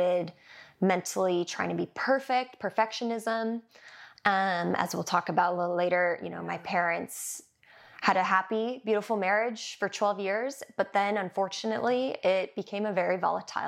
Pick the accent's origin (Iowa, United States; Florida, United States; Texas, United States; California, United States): California, United States; Manhattan Beach; growing up in Manhattan Beach